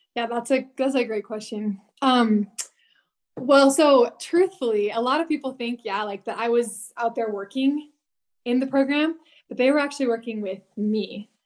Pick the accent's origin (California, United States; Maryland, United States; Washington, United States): Washington, United States; moved away as an adult; also born or lived in British Columbia, Canada; now in Utah, United States; I grew up in Washington State